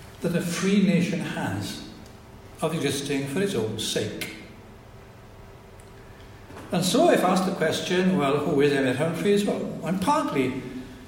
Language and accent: English; Welsh, Wales, United Kingdom; us all as the Welsh people